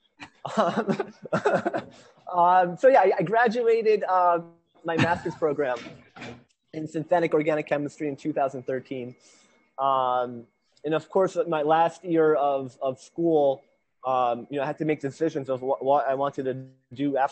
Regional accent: Honesdale, Pennsylvania, United States; moved away as an adult; now in Hardwick, United States; my hometown of Honesdale, Pennsylvania

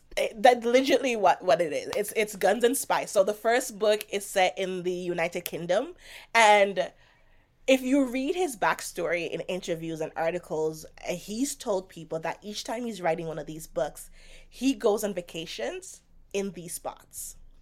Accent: Jamaica; moved away; I grew up in Jamaica

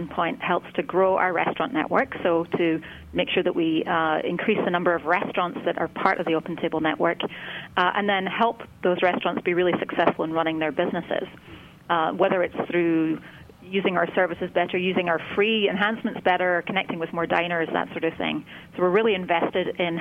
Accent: Scotland, United Kingdom; now in California, United States; I grew up in Scotland, so you'll hear a slight accent

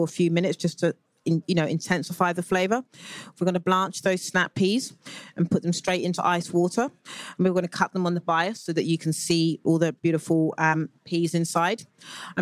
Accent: United Kingdom; moved away; as a Brit living, watching from the outside

